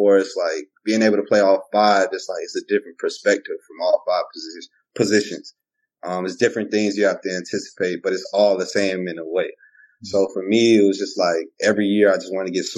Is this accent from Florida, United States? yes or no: yes; Miramar, Florida, United States; moved away; I'm originally from Miramar, Florida, which is in Broward County, Florida, border of Dade